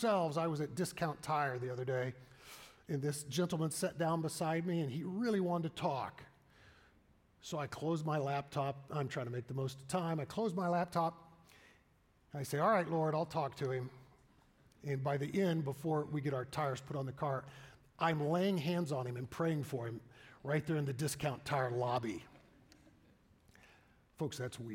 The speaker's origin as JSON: {"language": "English", "region": "the Bible Belt", "country": "United States", "tie": "born or raised there", "said": "growing up in the Bible Belt."}